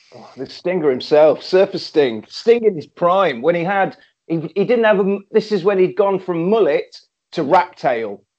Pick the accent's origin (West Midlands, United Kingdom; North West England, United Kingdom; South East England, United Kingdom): West Midlands, United Kingdom; Coventry; I'm from Coventry.